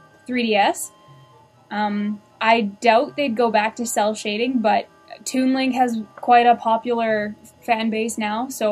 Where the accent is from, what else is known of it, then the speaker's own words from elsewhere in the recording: Canada; We're Canadian.